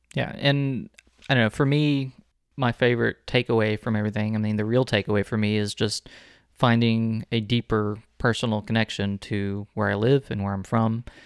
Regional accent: Texas City, Texas, United States; I was born and raised in the city that bears the name of the state

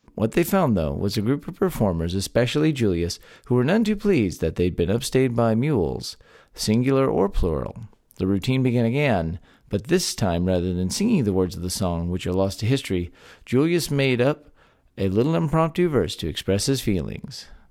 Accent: Texas, United States; born or raised there

